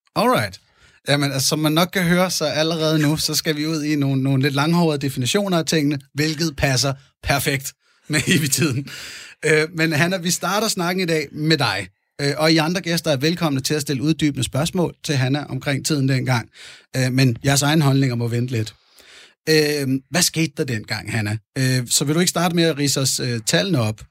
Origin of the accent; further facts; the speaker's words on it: Fredensborg, Capital Region of Denmark, Denmark; Jeg er født i 1980 i Fredensborg, Nordsjælland, hvor jeg også havde min opvækst